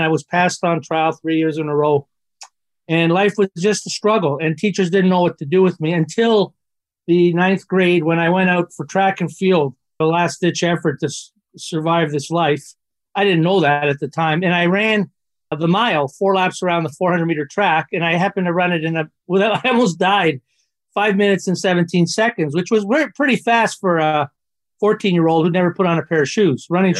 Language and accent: English; Toronto, Ontario, Canada; I grew up in Toronto